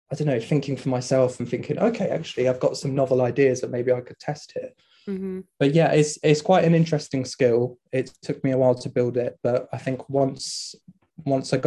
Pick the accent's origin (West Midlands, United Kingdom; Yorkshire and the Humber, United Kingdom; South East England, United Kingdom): South East England, United Kingdom; Southampton; moved away as an adult; also born or lived in Plymouth; now in Aberdeen, United Kingdom; I grew up in Southampton